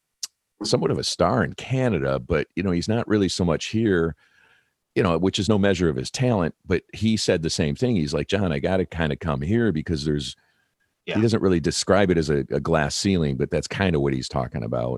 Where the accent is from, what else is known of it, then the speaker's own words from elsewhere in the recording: Detroit, Michigan, United States; I'm from Detroit.